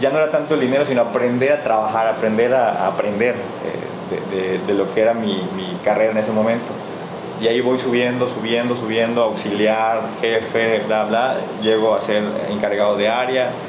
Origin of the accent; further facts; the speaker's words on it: Chiapas, Mexico; also born or lived in Tenosique, Tabasco; now in Mérida, Mexico; Tengo más de 15 años aquí en, en Mérida, entonces yo nací en Emiliano, en Tabasco, en Tenosique, Tabasco, ahí nací, luego me fui a, mi familia fue a radicar a Chiapas, un lugar de Chiapas